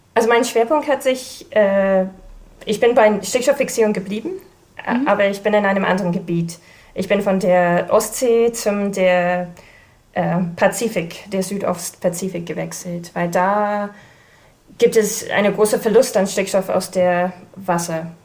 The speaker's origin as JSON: {"language": "German", "country": "New Zealand", "second_language": "German", "moved": "as an adult", "lives_now": "Kiel, Germany", "said": "ich komme ursprünglich aus Neuseeland, aber ich bin in Deutschland wegen der Doktorarbeit gelandet."}